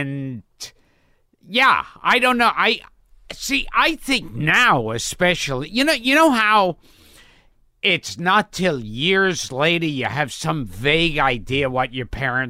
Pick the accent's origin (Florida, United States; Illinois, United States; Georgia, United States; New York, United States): New York, United States; New York City; I was born in Coney Island, then lived in Crown Heights, and then Borough Park.